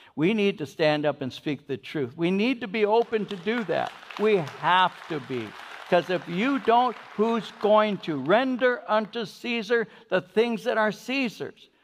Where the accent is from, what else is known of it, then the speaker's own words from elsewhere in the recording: United States; I'm an American